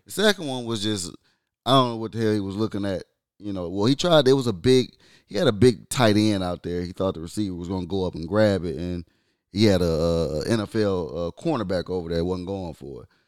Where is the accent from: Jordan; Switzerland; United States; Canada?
United States; Michigan; I'm from Michigan